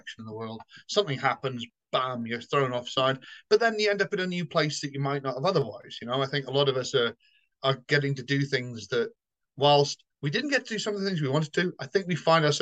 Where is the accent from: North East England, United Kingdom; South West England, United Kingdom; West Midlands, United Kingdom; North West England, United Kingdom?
South West England, United Kingdom; Somerset; now in London, United Kingdom; I'm neutral, I think, because I grew up in the West Country. I'm from Somerset